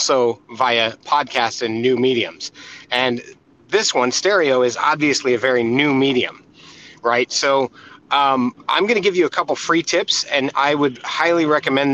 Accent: United States; I'm from America

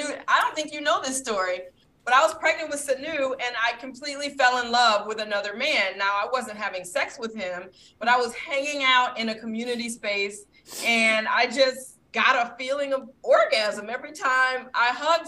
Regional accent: Detroit, Michigan, United States; I'm from Detroit, I'm black

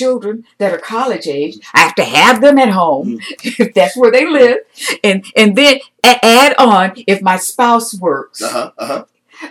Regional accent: United States; I'm an American

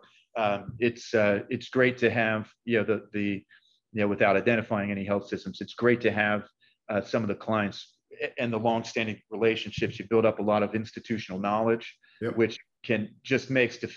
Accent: Masontown, Pennsylvania, United States; I'm actually from south of Pittsburgh, rural greater Pittsburgh area

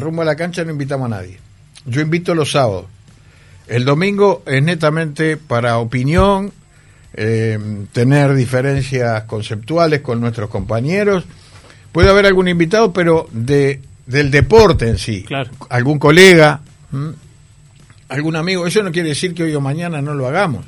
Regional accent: Montevideo, Uruguay; en donde yo me crié allá en Capurro

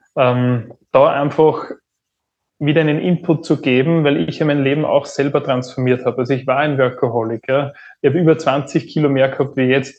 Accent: Upper Austria, Austria; geboren in Oberösterreich

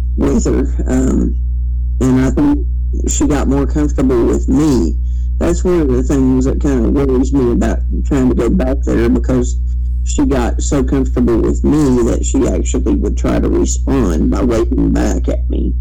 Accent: Kentucky, United States; also born or lived in Mingo County, West Virginia; now in West Virginia, United States; my hometown, which is over in Kentucky

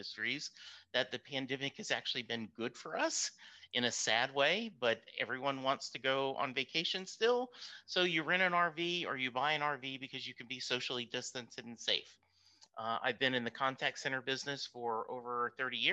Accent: Dallas, Texas, United States; I am from Dallas, Texas

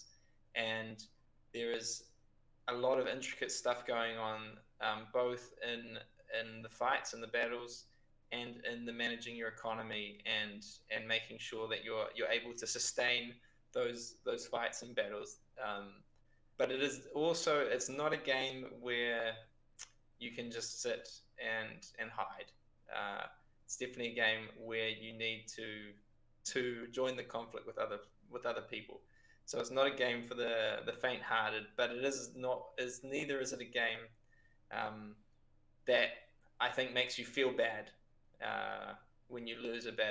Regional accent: Lower Hutt, Wellington, New Zealand; moved away as an adult; now in Pisa, Italy; I'm from Lower Hutt

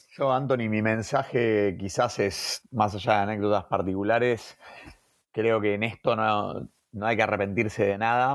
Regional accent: Argentina; somos argentinos

